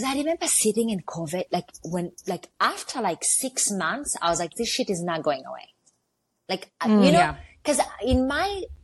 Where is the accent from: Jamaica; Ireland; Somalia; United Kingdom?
Somalia; English is a second language; also born or lived in Canada; now in New York, United States; I'm fucking from Africa.